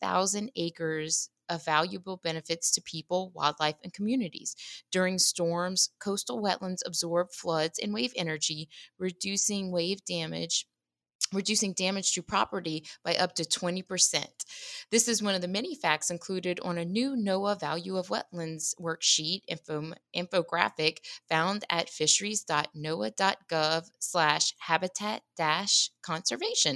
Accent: Terrebonne Parish, Louisiana, United States; I grew up in Terrebonne

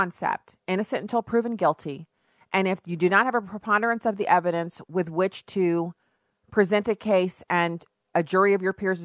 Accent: United States; in our country, in the United States

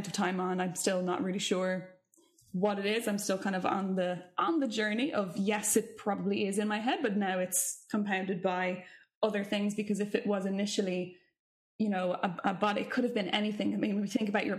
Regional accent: Ireland; as Irish vocalists

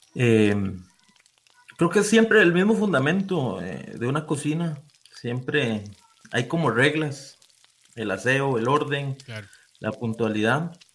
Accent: San Vito, Puntarenas, Costa Rica; yo soy de San Vito Cotobruz también

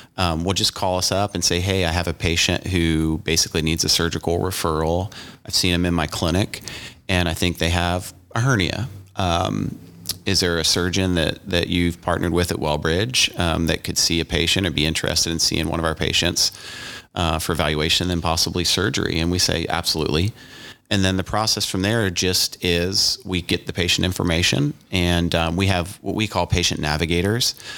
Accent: Louisiana, United States; moved away as an adult; also born or lived in East Coast; now in Indiana, United States; born on the East Coast, grew up in Louisiana, um, college down south, and, um, moved up here for med school and residency

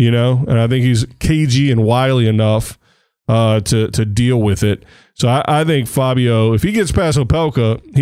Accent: United States; I'm American

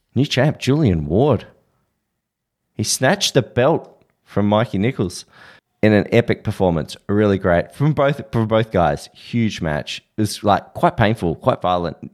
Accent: Australia; I'm Australian

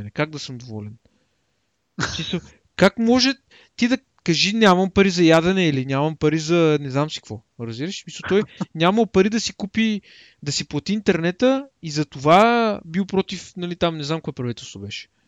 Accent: Bulgaria; ние сме българи.

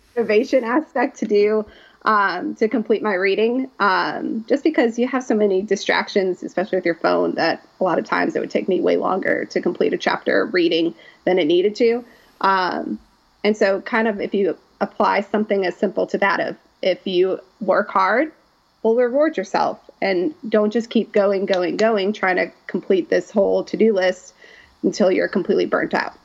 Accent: Chicago, Illinois, United States; moved away as an adult; now in Oxford, United States; I'm originally from the Chicagoland area

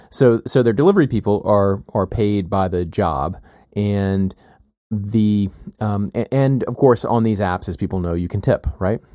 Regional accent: the South, United States; moved away; I grew up with in the South

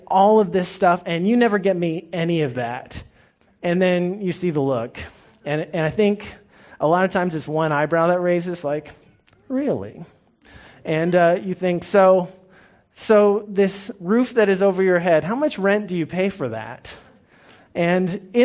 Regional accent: Norman, Oklahoma, United States; I grew up in Norman

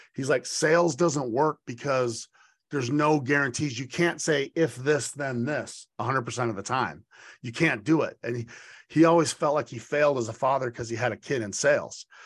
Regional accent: Boise, Idaho, United States; moved away; my hometown of Boise

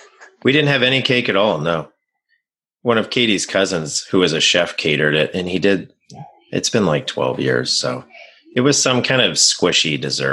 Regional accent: St. Louis, Missouri, United States; I'm from St. Louis

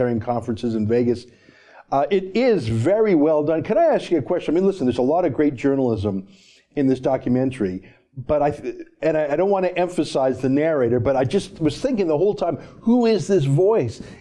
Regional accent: Canada; I'm a Canadian

